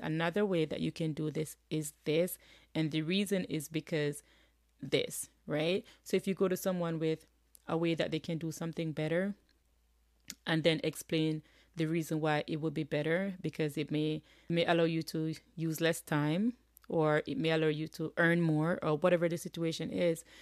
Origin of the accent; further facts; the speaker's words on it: Jamaica; now in United States; I'm living in the U S. I'm originally from Jamaica.